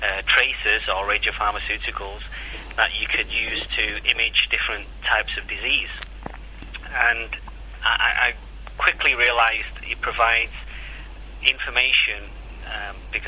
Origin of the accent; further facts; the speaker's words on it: Salford, North West England, United Kingdom; moved away; I was born and bred in Salford in Manchester